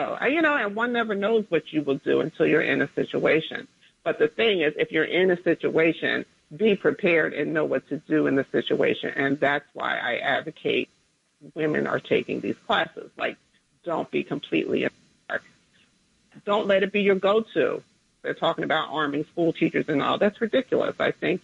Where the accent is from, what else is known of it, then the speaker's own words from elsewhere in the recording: New Jersey, United States; in a small town in Jersey where near where I grew up.